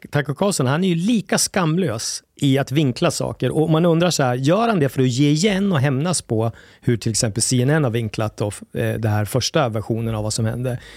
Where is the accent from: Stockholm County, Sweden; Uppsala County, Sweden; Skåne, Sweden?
Skåne, Sweden; jag är skåning.